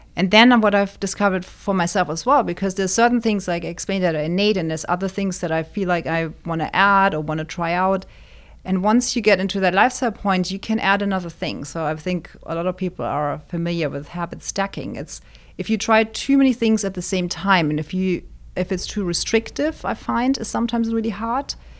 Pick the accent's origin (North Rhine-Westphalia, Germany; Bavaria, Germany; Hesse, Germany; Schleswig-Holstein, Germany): Hesse, Germany; Wiesbaden; now in Arizona, United States; born, born and raised in Germany in a town called Wiesbaden, which is just outside of Frankfurt